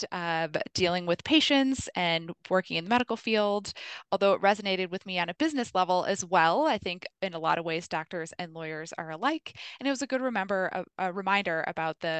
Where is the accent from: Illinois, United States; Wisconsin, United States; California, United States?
Wisconsin, United States; Milwaukee; my hometown. One of my favorite places to visit is Milwaukee's Third Ward